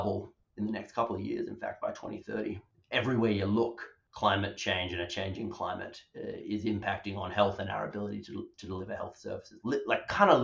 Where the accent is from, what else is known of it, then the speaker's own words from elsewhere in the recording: Perth, Western Australia, Australia; moved away as an adult; now in United Kingdom; I grew up, from my accent, in Perth, Western Australia